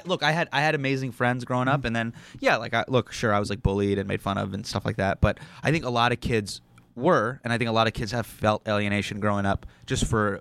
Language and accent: English; Davis, California, United States; now in New York City, United States; So I was born in this small town called Davis, California, which is right outside of Sacramento, California.